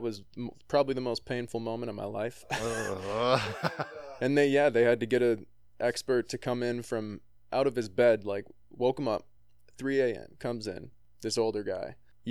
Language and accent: English; De Pere, Wisconsin, United States; moved away as an adult; also born or lived in Los Angeles / Nashville; I grew up in Pere, and these are my stomping grounds, and I live there now after living